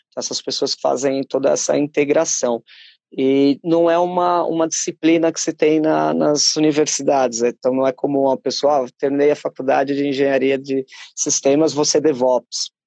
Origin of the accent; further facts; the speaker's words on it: Brazil; moved away as an adult; now in Portugal; percebem o sotaque falam, ah, é, és brasileiro. Falo, Sim